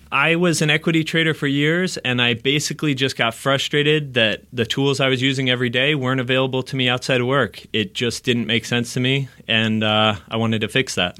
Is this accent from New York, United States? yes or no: yes; outside New York, United States; moved away as an adult; now in Los Angeles, United States; I actually grew up outside New York